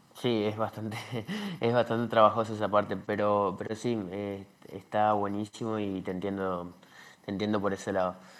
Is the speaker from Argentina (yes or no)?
yes; Argentina; yo soy de Argentina